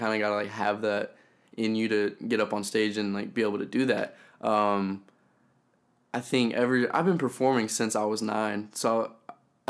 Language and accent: English; Elizabethtown, Kentucky, United States; moved away as an adult; now in Nashville, United States; I grew up in a small town in Kentucky called Elizabethtown